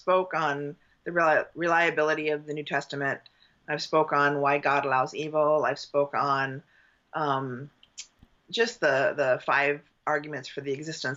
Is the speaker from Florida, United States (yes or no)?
no; Southern California, United States; I was raised in Southern California